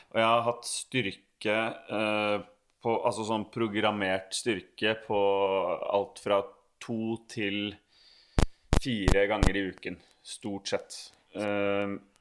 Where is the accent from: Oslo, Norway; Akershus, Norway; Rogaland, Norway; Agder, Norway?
Akershus, Norway; Bærums Verk; jeg vokste opp på Bærums Verk